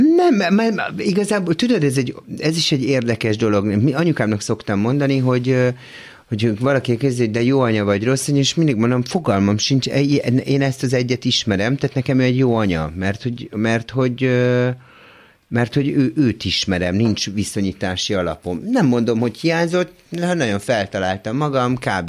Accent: Budapest, Hungary; Budán egy villában nőttem föl, tök jó körülmények között

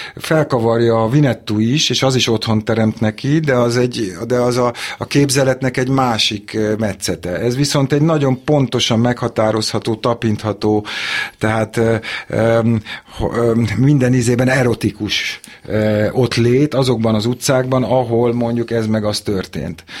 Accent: Budapest, Hungary; ott születtem az ülőjúton, az István kórházban születtem, és az ülőjúton laktunk

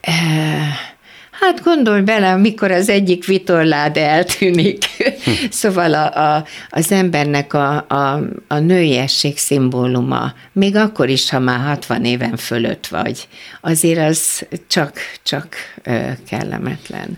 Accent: Budapest, Hungary; also born or lived in Kecskemét; akkor már Pesten voltunk

